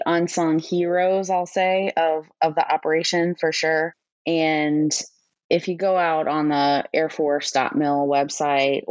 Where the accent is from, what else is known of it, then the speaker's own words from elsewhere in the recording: New Orleans, Louisiana, United States; moved away as an adult; also born or lived in Mountain Home Air Force Base, Idaho; I was born and raised in New Orleans, Louisiana.